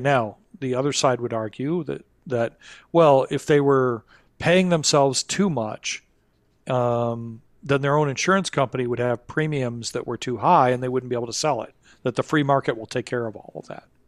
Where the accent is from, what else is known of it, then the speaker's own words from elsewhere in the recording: Kalamazoo, Michigan, United States; my hometown, um, Kalamazoo, Michigan